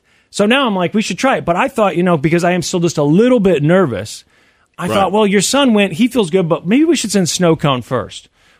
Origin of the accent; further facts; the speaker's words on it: Kansas City, Missouri, United States; I live in an area where college football was not a big thing growing up in Kansas City, Missouri.